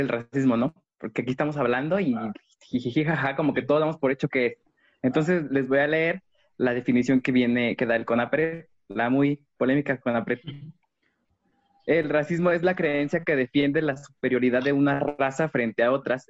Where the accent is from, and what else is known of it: Mexico